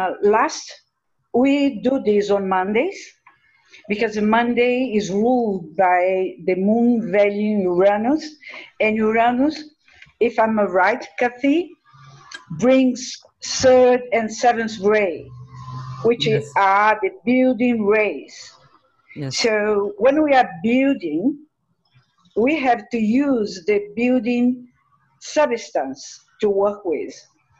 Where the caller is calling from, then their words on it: Resende, Rio de Janeiro, Brazil; I'm talking from Brazil. In Brazil, we have two units of service of Triangle and Goodwill. And one of the group is 30 years old. And the other group was started by a disciple, is going to be this year 43 years old. So in Resende, where I live